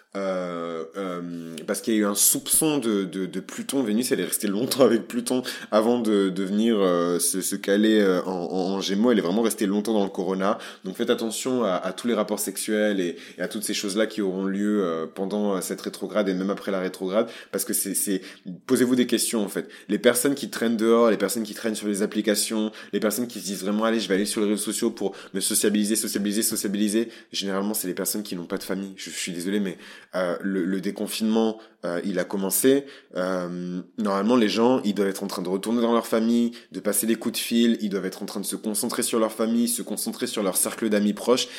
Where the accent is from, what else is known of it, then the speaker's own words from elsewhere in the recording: Bordeaux, Nouvelle-Aquitaine, France; je suis bordelais, je suis fier d'être bordelais, je, je suis bordelais